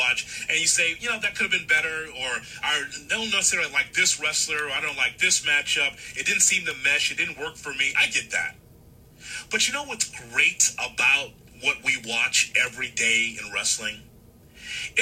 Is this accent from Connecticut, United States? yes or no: no; Chicago, Illinois, United States; I grew up in Chicago in the territory days